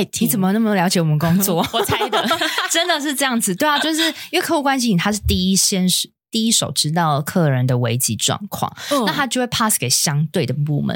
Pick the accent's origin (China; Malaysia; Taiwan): Taiwan; 那冬至我们台湾人的习俗就是想吃汤圆嘛